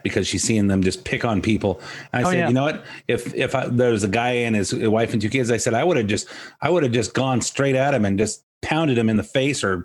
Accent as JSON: {"language": "English", "region": "Southern California", "country": "United States", "said": "I'm from Southern California"}